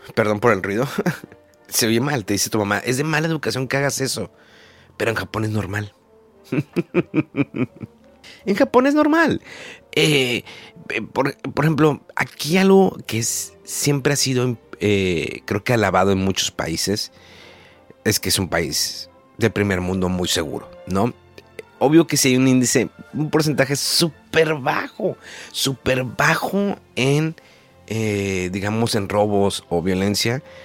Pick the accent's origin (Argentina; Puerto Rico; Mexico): Mexico; moved away as an adult; now in Japan; soy de México